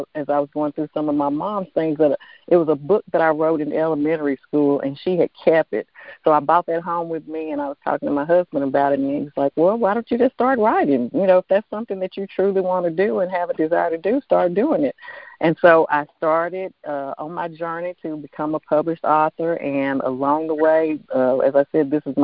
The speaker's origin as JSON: {"language": "English", "town": "Mount Juliet", "region": "Tennessee", "country": "United States", "said": "I am from Mount Juliet, Tennessee, which is a suburb right outside of Nashville"}